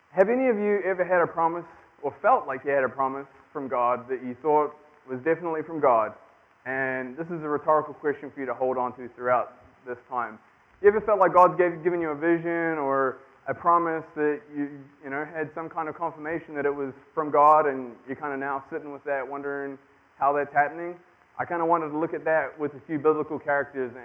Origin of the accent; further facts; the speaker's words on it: New Zealand; moved away as an adult; I am from New Zealand